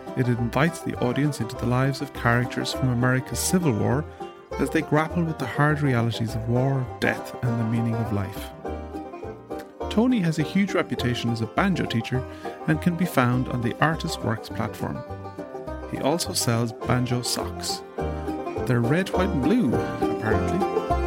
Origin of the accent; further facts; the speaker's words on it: Ireland; I'm an Irish guy